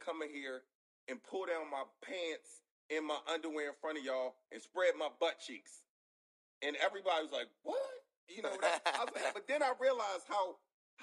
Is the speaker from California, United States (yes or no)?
no; Baltimore, Maryland, United States; I grew up in West Baltimore until I was like, you know, middle school.